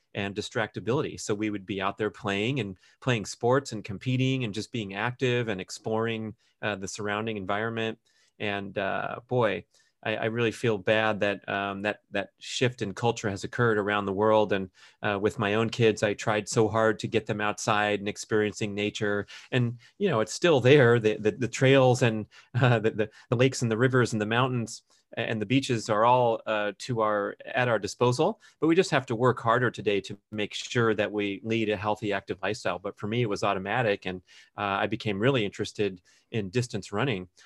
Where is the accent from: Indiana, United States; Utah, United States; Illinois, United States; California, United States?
California, United States; Los Angeles; my growing up in Los Angeles